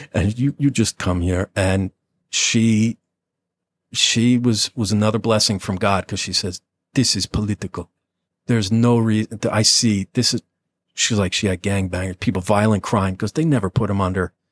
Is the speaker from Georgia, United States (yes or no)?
no; Nutley, New Jersey, United States; I'm a nobody from Nutley